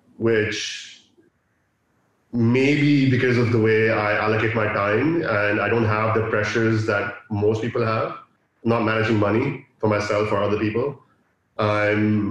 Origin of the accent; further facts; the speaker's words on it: Dubai, United Arab Emirates; also born or lived in Pakistan; I'm from Pakistan, born and raised in Dubai